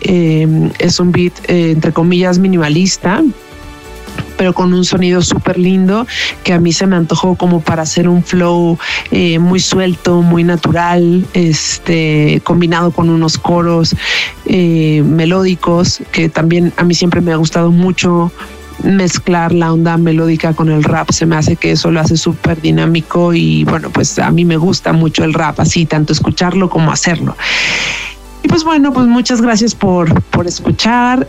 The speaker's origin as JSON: {"language": "Spanish", "region": "Mexico City", "country": "Mexico", "said": "soy MC de la Ciudad de México"}